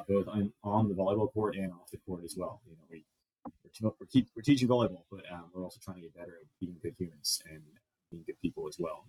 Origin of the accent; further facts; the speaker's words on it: Los Angeles, California, United States; moved away as an adult; now in Grand Forks, United States; I grew up, like I mentioned, I grew up in Los Angeles